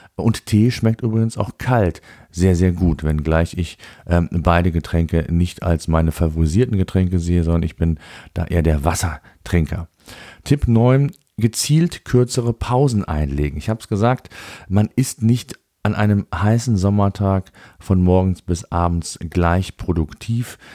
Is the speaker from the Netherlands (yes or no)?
no; Germany; bei uns in Deutschland